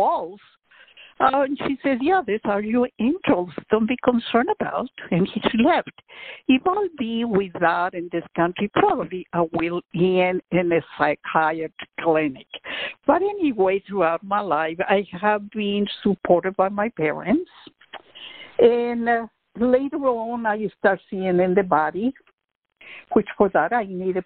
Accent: Quito, Pichincha, Ecuador; also born or lived in Austin, Texas; now in Houston, United States; as you mentioned, I was born in Quito, Ecuador.

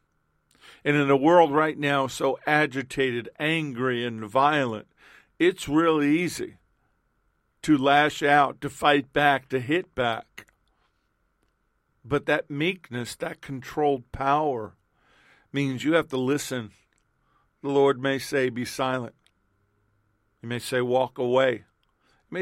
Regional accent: New York City, New York, United States; moved away; I was born and raised in Queens, New York. We lived other places.

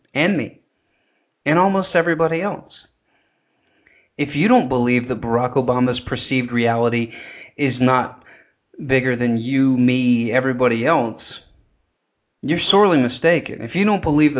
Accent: the South, United States; accent: southern; you just did hear my southern accent come out right there

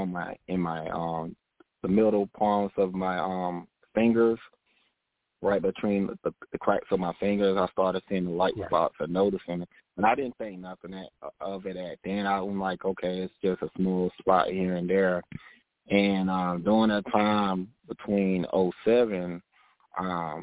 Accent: Augusta, Georgia, United States; moved away as an adult; also born or lived in Texas; now in Charlotte, United States; I grew up in Augusta, Georgia.

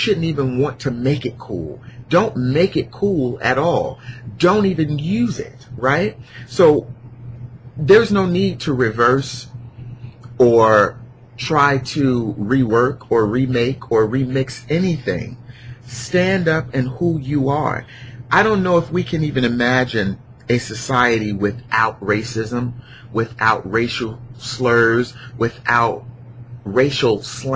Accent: Newark, New Jersey, United States; I grew up in Newark

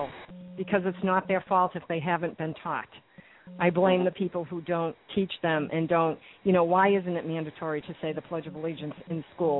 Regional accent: Massachusetts, United States; I'm from Massachusetts, so I used to go to the Boston Pops performance a lot

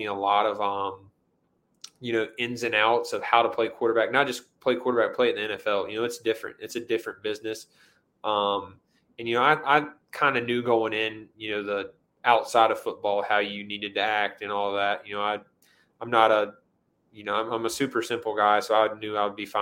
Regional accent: Greenville, North Carolina, United States; I was a starter at my dream school in my hometown at, you know, 18 years old.

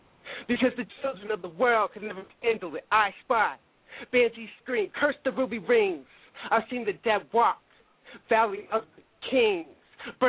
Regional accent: Santa Rosa, California, United States; I was Fairfax. I was actually in Marin at the time, man. I'm from Santa Rosa, all that stuff.

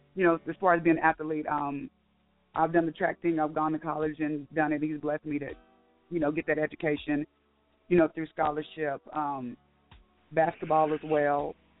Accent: Okmulgee, Oklahoma, United States; now in Waco, United States; I'm from Okmulgee, Oklahoma

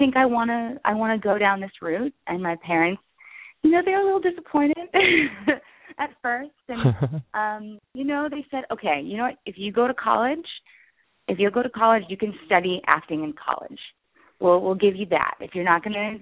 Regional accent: outside Philadelphia, Pennsylvania, United States; moved away; also born or lived in New York; I was born right outside of Philadelphia.

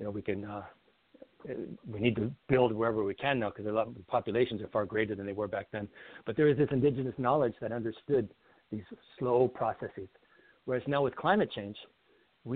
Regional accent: Old Crow, Yukon, Canada; Old Crow, where I grew up in Yukon

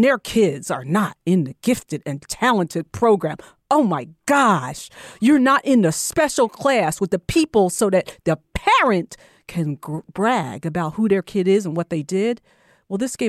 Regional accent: New Jersey, United States; I'm originally from New Jersey.

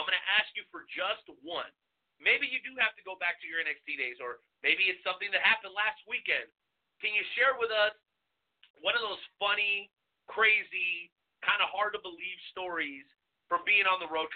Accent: Florida, United States; I grew up in Florida, so the Orlando Magic are near and dear to my heart

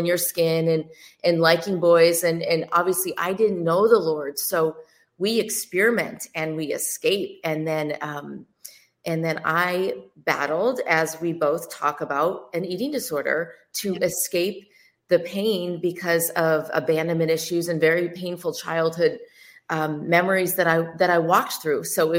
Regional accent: the Midwest, outside of Chicago, Illinois, United States; Well, so I grew up in the Midwest in the cornfields outside of Chicago, and I was an athlete.

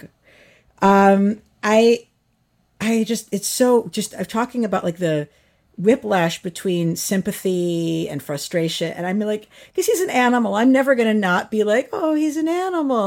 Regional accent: New York, United States; I'm a New Yorker

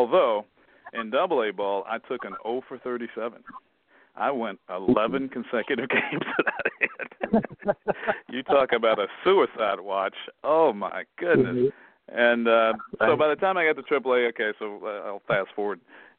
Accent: Salem, Virginia, United States; moved away as an adult; also born or lived in Roanoke, Virginia / Northeast New Jersey; now in New Jersey, United States; I was born in Roanoke and grew up in nearby Salem

